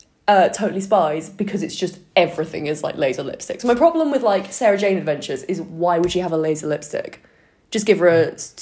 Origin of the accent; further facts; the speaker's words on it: Worcester, West Midlands, United Kingdom; someone who's from my hometown yesterday, and I was like, what's the news from Worcester?